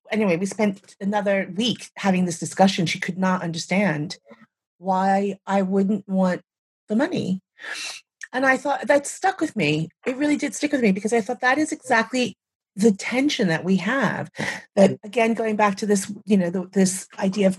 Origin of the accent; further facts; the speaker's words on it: United States; moved away as an adult; when I left the United States, I was quite young